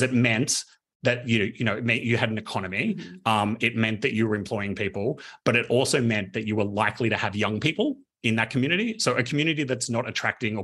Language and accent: English; Canberra, Australian Capital Territory, Australia; I grew up in Canberra.